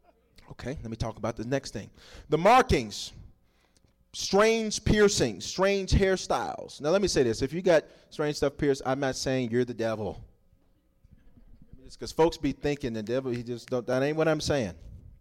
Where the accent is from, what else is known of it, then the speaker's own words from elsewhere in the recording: Southern United States, United States; I'm from the South, and so they make us look different down there, and so stuff don't fit